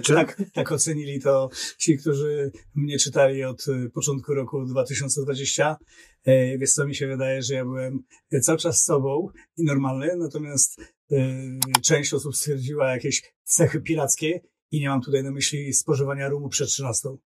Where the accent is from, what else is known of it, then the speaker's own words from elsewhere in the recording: Tricity, Pomeranian Voivodeship, Poland; also born or lived in Warsaw; Siedziałem w Warszawie, jestem z Trójmiasta, wracałem w weekendy do Trójmiasta.